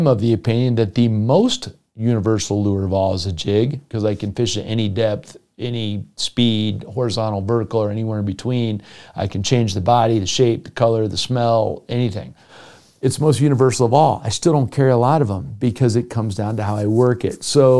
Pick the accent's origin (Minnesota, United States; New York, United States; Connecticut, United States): Minnesota, United States; Yeah, I've been fishing my whole life. I grew up in Minnesota.